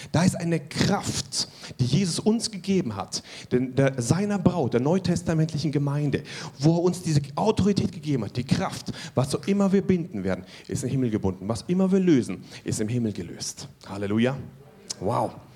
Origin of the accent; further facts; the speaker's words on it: Germany; Wir als Deutsche